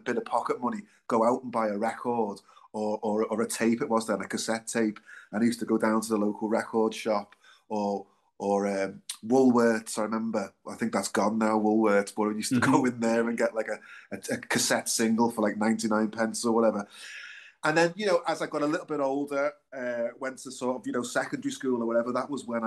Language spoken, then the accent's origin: English; Liverpool, North West England, United Kingdom; I was born and bred in Liverpool. I'm sure you can probably tell by my accent.